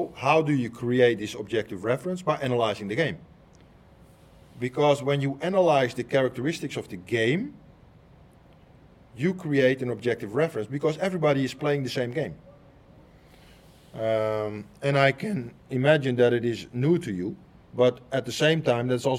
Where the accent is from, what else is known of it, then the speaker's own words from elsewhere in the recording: Netherlands; I am somebody from Holland, where Dutch people speak Dutch